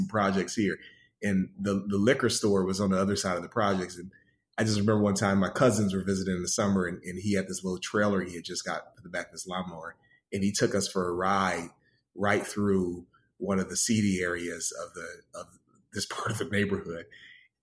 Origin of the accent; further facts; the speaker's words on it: Pensacola, Florida, United States; also born or lived in Detroit, Michigan; now in Atlanta, United States; I grew up in Pensacola, Florida. Was born in Detroit, but from the first grade up, my mother's hometown is Pensacola